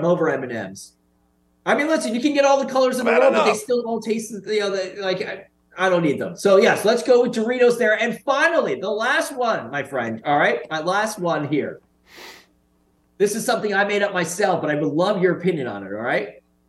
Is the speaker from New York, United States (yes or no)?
yes; New York City, New York, United States; As a New Yorker